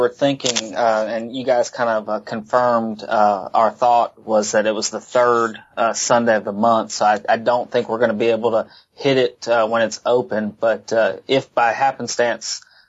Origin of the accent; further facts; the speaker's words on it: Tampa, Florida, United States; now in Meridian, United States; Growing up in the Tampa area where I was born